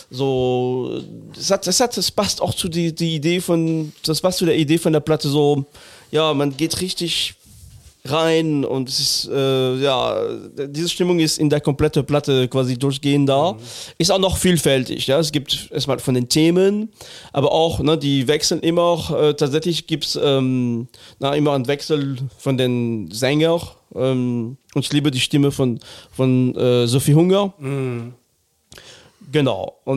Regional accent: Northern Germany, Germany; now in Cologne, Germany; Ich bin Norddeutscher.

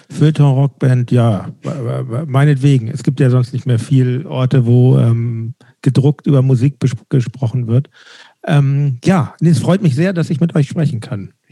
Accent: Hamburg, Germany; ich bin in Winterhude aufgewachsen und dann, das war vielleicht zwei Jahre später, 79, 80, da, also da war Hamburg noch ein bisschen anders, als es jetzt ist.

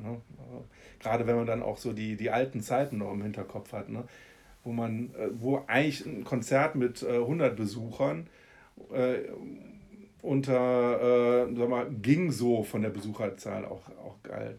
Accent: Haan, North Rhine-Westphalia, Germany; also born or lived in Solingen (Ohligs); Bin aber in äh, Hahn aufgewachsen

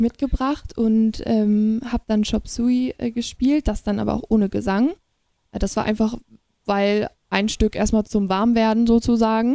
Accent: Schneverdingen, Lower Saxony, Germany; Und da bin ich auch so Krass. eingeboren oder mit aufgewachsen.

